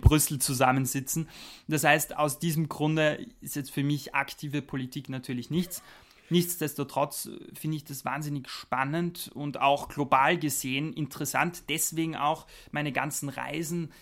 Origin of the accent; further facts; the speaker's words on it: Austria; moved away as an adult; also born or lived in Germany; now in Strasbourg, France; da ich mhm. am Land aufgewachsen bin, mitten in den Bergen in Österreich